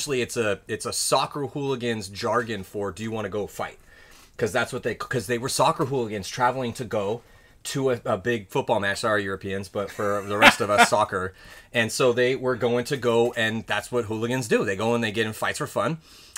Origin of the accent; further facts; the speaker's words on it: San Diego, California, United States; growing up where I grew up in San mm-hmm. Diego, across the canyon, USD.